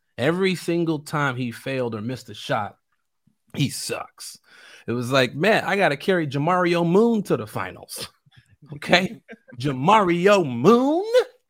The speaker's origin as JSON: {"language": "English", "town": "Chicago", "region": "Illinois", "country": "United States", "said": "I'm still from Chicago, and I don't care what the fans say."}